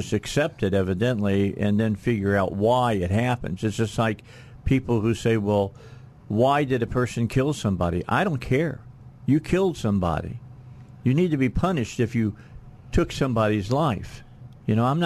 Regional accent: Gary, Indiana, United States; now in Arkansas, United States; I grew up outside of Gary, Indiana

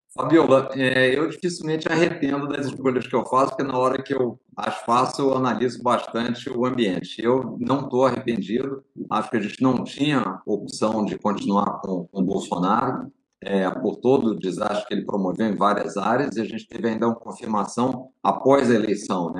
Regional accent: Brazil; como brasileiro

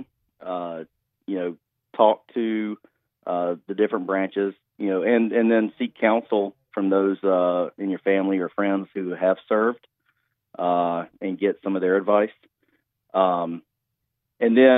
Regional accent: Liberty, South Carolina, United States; moved away; I grew up in Liberty, South Carolina

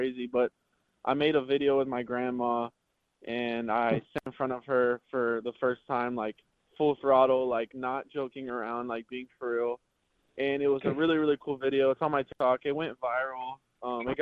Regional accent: the South, United States; accent: twang; now in Minnesota, United States; I am from the South. So a lot of people up here think, you know, I have a little bit of a twang to me

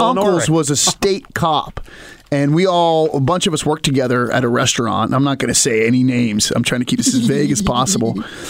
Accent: small East Coast town west of Baltimore, Maryland, United States; moved away; Baltimore crept west, and so now you have, so-and-so OD'd on heroin going on in my hometown now

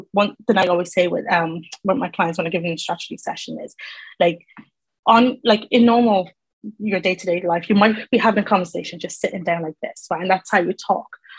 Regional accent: Ireland; moved away as an adult; now in England; So I'm from Ireland, moved to England, and that was in 2019

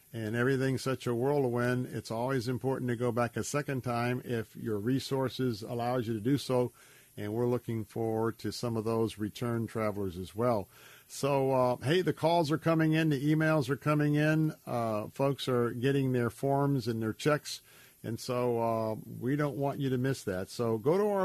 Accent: Tampa, Florida, United States; my hometown here in Tampa

